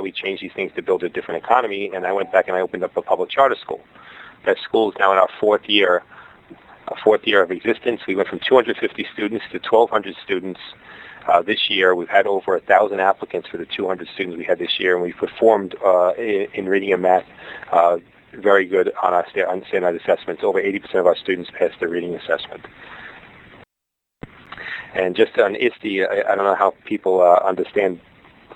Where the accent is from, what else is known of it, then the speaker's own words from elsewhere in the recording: New York City, New York, United States; accent: Brooklyn; moved away as an adult; now in Hawaii, United States; my Brooklyn accent